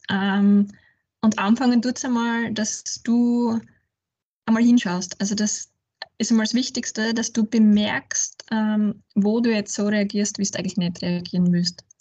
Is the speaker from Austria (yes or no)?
yes; Ratschendorf, Styria, Austria; now in Graz, Austria; ich komme aus der Südsteiermark aus einem kleinen Dorf namens Ratschendorf, ähm, wohne aber jetzt mittlerweile schon über zehn Jahre in Graz